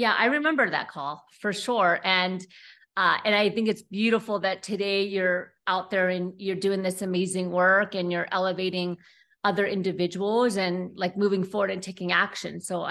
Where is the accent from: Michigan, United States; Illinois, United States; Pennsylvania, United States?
Pennsylvania, United States; born there; Yeah, that's the East Coast way. I was born in Pennsylvania, so I get it.